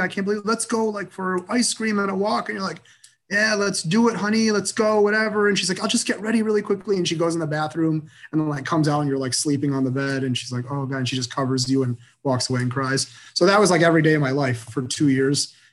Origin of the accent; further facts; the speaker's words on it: Michigan, United States; moved away as an adult; also born or lived in Boston; kind of rooted person in, in my hometown. I, I have a very close knit family. You know, 70 first cousins very, very close knit group of people. And I knew without a doubt that I wanted to be in Michigan